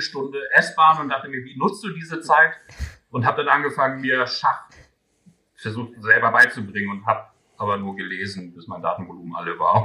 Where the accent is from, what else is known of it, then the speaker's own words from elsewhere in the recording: Göttingen, Lower Saxony, Germany; in meiner Heimatstadt